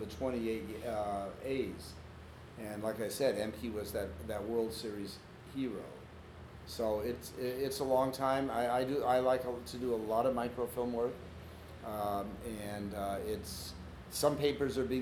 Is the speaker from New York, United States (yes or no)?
no; Seattle, Washington, United States; I'm from Seattle